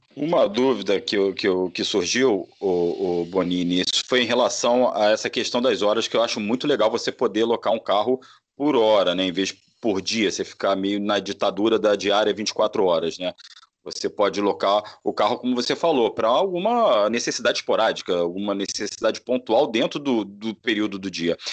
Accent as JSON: {"language": "Portuguese", "region": "Rio de Janeiro", "country": "Brazil", "accent": "carioca", "said": "Desculpa aí o, o sotaque carioca"}